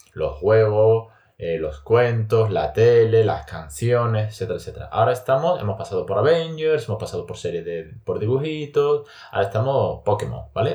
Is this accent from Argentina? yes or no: no; Spain; first language Spanish; yo soy nativo español